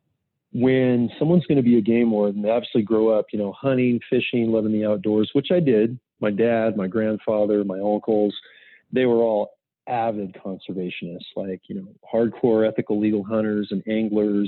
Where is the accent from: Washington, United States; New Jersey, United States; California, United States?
California, United States; moved away as an adult; now in Montana, United States; still spent a lot of time in California, obviously, as my home state